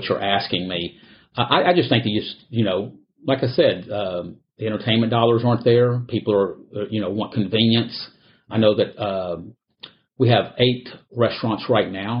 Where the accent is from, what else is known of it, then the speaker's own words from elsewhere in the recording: Houston, Texas, United States; I was born here in Houston